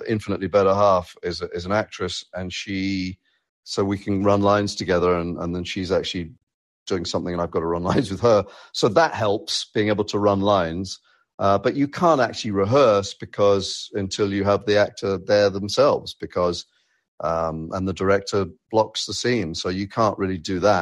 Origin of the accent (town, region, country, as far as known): United Kingdom; moved away as an adult; now in United States